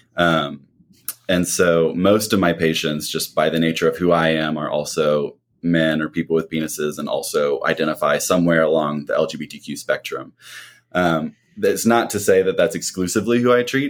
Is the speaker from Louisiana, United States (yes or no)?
no; Missouri, United States; moved away as an adult; now in Atlanta, United States; I grew up in Missouri